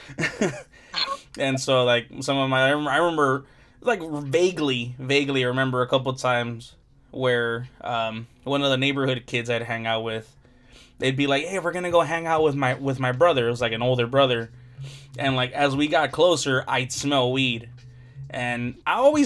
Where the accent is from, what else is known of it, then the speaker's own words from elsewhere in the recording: Compton, California, United States; I grew up in Compton, so, and like I'm still here in Compton